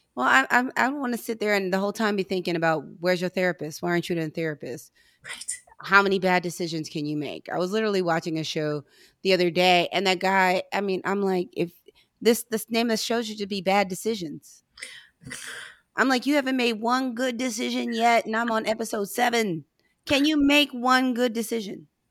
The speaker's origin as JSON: {"language": "English", "town": "St. Louis", "region": "Missouri", "country": "United States", "said": "I'm from St. Louis"}